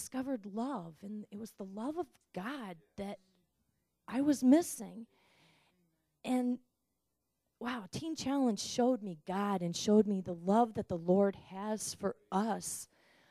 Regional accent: Ann Arbor, Michigan, United States; I'm from Ann Arbor, Michigan, and I was born and raised Catholic

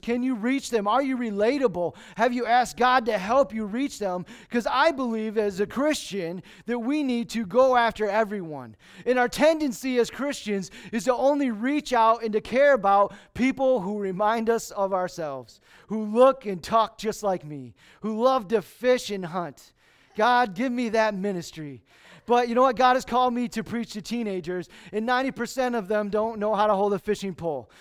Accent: Lansing, Michigan, United States; moved away; I was born and raised in Lansing.

